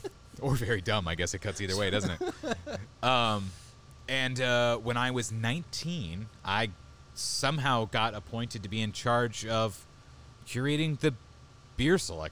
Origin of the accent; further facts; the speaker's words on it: San Diego, California, United States; It's been a long time, just part of the lifestyle in San Diego.